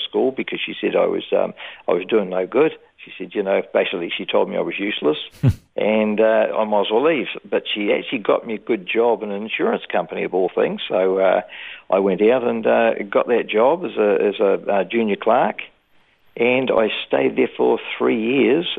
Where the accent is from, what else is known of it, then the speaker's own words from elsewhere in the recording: Dunedin, Otago, New Zealand; now in Brisbane, Australia; I was born in Dunedin, New Zealand in 1951